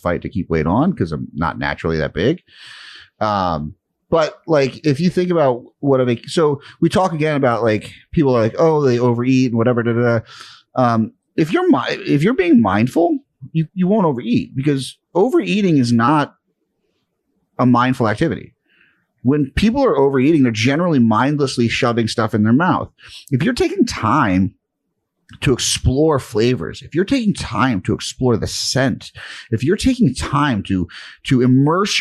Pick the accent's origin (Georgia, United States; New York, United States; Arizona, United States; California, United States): New York, United States; New York City; I'm from Brooklyn